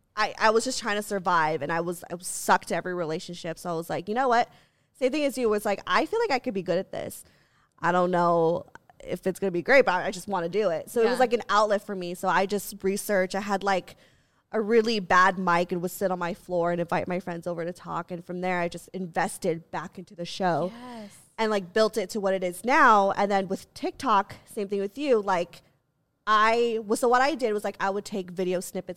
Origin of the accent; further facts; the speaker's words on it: Philippines; Even though I'm not Yikes. Mexican. I'm like, no, I'm Asian. I'm Asian. Right. I'm Filipino.